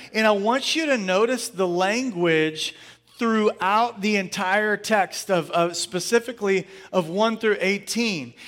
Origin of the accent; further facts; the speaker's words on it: Angleton, Texas, United States; moved away; also born or lived in Pearland, Texas; we were in Angleton. Uh, we moved back to my hometown for about six years